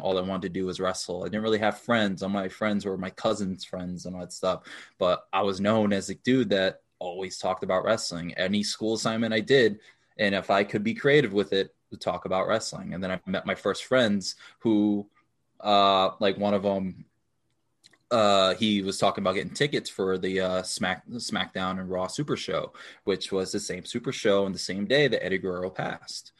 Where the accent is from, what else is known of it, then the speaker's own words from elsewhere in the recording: New York, United States; now in Minnesota, United States; I grew up in New York, in the Bronx, New York